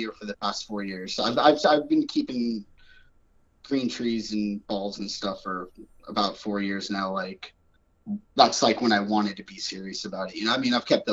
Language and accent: English; right outside of Orlando, Central Florida, United States; I grew up in Central Florida, like right outside of Orlando